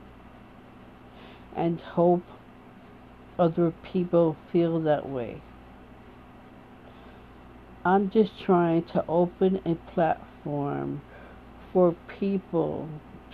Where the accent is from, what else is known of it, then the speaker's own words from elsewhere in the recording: United States; I am an American woman